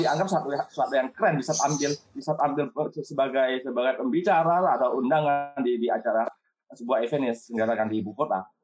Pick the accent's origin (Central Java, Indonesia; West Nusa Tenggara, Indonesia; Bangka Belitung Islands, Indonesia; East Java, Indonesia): Bangka Belitung Islands, Indonesia; moved away as an adult; also born or lived in Yogyakarta; saya sebagai orang Bangka